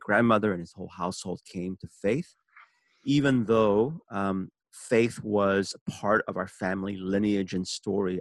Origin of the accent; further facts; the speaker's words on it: San Francisco, California, United States; also born or lived in Seoul, South Korea; I was born in Seoul, South Korea, and immigrated when I was six years old to San Francisco.